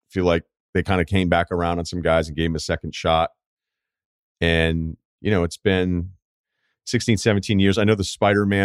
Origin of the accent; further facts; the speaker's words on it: Denver, Colorado, United States; The first year was online because of COVID, so I stayed in my hometown of Denver.